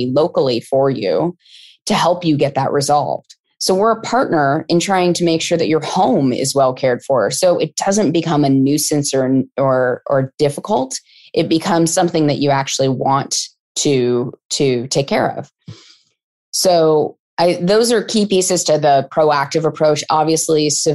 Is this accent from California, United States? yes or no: yes; California, United States; I grew up in California and it was a topic in schools when I was in elementary school